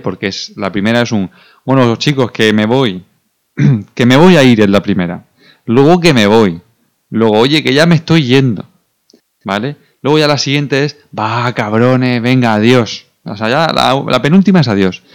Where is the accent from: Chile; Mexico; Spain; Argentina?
Spain; Region of Murcia; como buen murciano